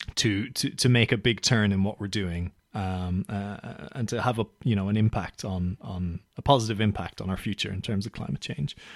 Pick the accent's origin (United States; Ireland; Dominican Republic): Ireland; now in London, United Kingdom; I'm from Ireland